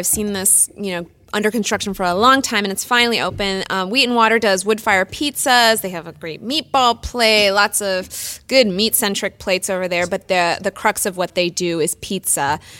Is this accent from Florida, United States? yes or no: no; New Jersey, United States; I'm from New Jersey.